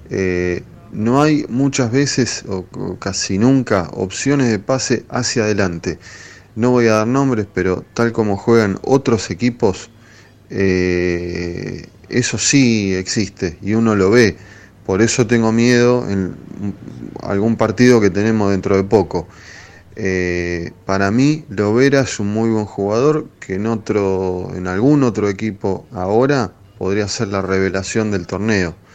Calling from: San Antonio de Padua, Buenos Aires Province, Argentina; Soy Pablo de Padua.

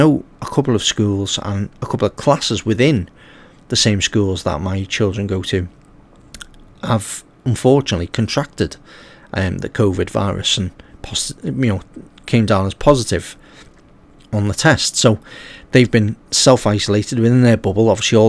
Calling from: Liverpool, North West England, United Kingdom; as obviously we're coming from Liverpool in England.

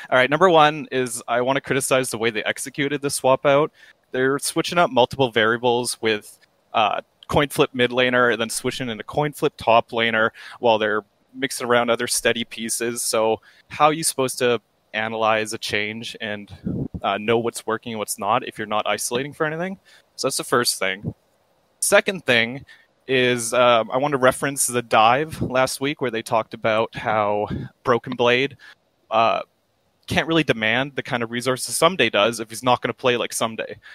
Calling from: Vancouver, British Columbia, Canada; Vancouver, Canada.

